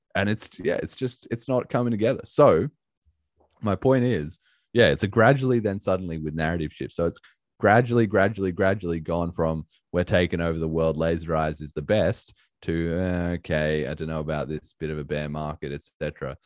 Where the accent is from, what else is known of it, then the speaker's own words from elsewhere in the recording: Australia; being an Aussie